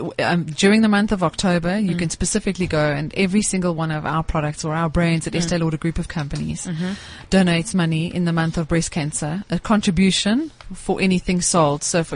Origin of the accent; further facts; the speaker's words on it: South Africa; There are no women in the world that are as inspiring and are as inspired as South African women. But I do think that we're not the same without men in our lives.